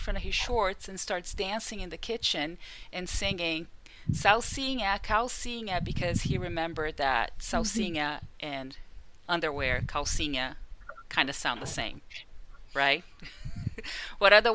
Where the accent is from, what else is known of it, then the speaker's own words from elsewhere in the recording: Brazil; first language Portuguese; English is a second language; moved away; My mother tongue is Portuguese because I was born in Brazil